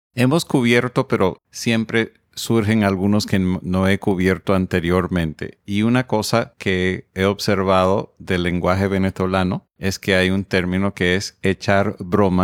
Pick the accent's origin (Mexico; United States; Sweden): United States; yo soy estadounidense